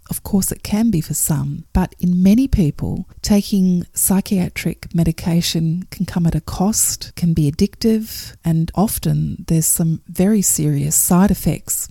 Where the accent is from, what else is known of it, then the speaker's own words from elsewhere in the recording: Perth, Western Australia, Australia; my hometown of Perth